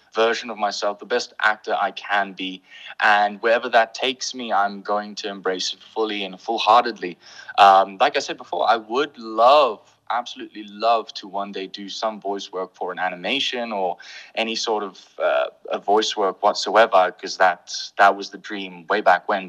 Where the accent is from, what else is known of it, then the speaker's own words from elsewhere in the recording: Pretoria, Gauteng, South Africa; accent: English; also born or lived in Bethlehem, Free State; I was born in Bethlehem in the Free State, but I grew up here in Pretoria